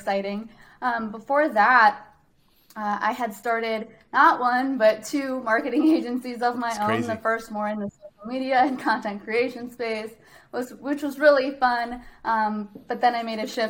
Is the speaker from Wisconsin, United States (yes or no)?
yes; Wisconsin, United States; accent: Canadian; I grew up in Wisconsin.